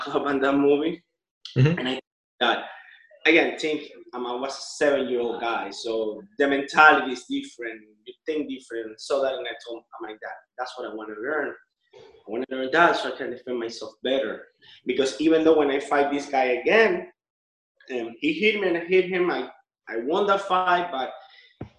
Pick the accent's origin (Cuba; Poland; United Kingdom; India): Cuba; now in Miami, United States; I'm Cuban. I now live in Miami. I was born in Cuba.